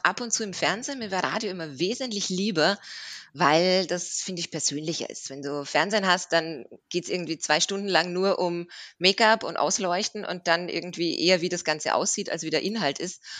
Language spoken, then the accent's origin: German; Austria; moved away as an adult; now in Swabia, Germany; ich bin ursprünglich aus Österreich und bin jetzt aber seit sieben Jahren im Schwabenland